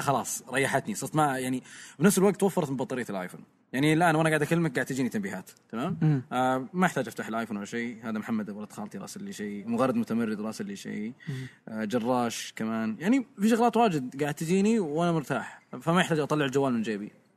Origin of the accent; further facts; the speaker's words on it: Saudi Arabia; عندنا بالسعوديه